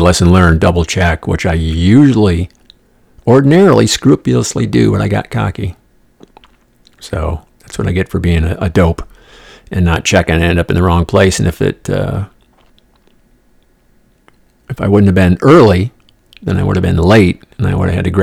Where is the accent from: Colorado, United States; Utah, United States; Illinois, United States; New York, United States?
New York, United States; moved away; I'm from New York